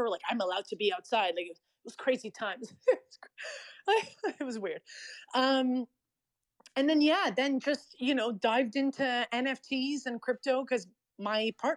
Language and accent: English; Canada